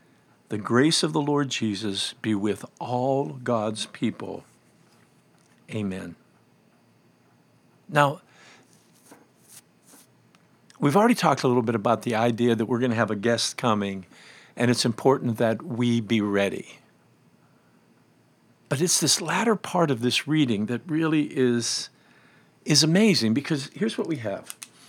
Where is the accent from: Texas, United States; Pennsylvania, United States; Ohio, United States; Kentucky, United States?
Pennsylvania, United States; I grew up in Western Pennsylvania, and one of the phrases that is common there about cleaning is redding up.